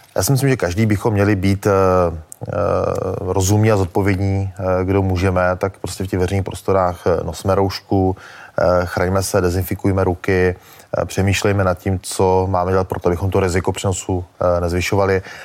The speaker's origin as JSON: {"language": "Czech", "area": "Moravia", "region": "Olomouc Region", "country": "Czechia", "said": "já jsem z Moravy, z Olomouckého kraje"}